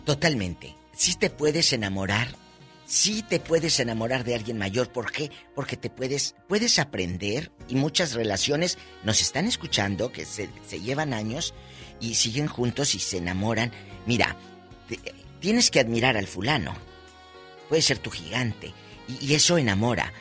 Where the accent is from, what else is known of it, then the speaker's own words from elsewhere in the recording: Matamoros, Tamaulipas, Mexico; allá en mi tierra, en Matamoros